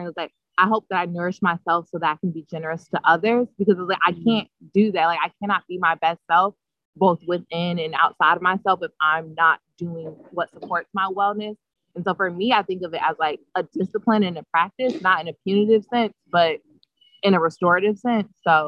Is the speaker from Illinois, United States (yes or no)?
yes; Chicago, Illinois, United States; now in New Haven, United States; And I'm from South Side, right outside the University of Chicago.